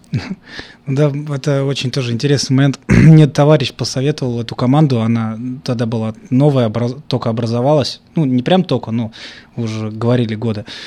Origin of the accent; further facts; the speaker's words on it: Volgograd, Volgograd Oblast, Russia; я вырос не в Америке, я вырос в Красноармейском, еще из-за канали. Это город Волгоград, Красноармейский район.